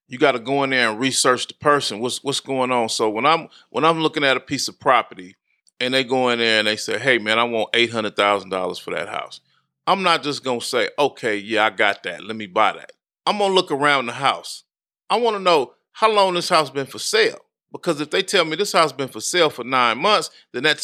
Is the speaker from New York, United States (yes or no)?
no; Compton, California, United States; I grew up in Compton, California